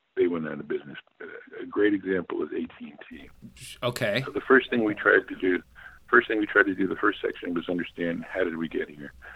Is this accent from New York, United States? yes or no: yes; New York City, New York, United States; moved away as an adult; also born or lived in Cambridge, Massachusetts; I grew up in Manhattan. I was raised, born and raised there